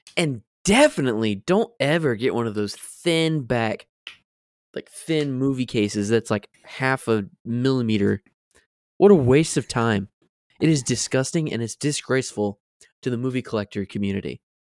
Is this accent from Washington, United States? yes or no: no; Florida, United States; moved away; Growing up in Florida